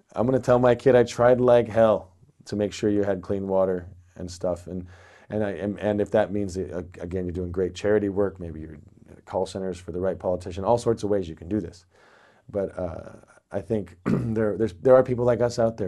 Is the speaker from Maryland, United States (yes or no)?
no; near Ashland, Eugene, Oregon, United States; I grew up near Ashland, Oregon, Eugene, Oregon